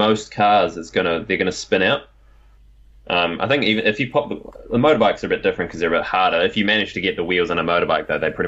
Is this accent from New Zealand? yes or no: yes; New Zealand; I'm a Kiwi.